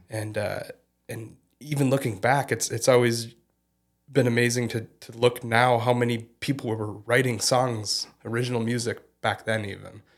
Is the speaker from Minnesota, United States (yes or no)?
yes; Fergus Falls, Minnesota, United States; moved away as an adult; also born or lived in Portland, Oregon; I was born and raised in, in Fergus Falls and did, uh, all my schooling in, in the community until I graduated high school.